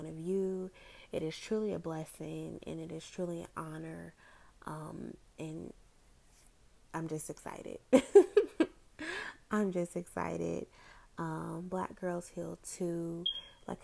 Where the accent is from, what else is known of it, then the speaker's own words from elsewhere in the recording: Orlando, Florida, United States; I am from the Orlando, Florida area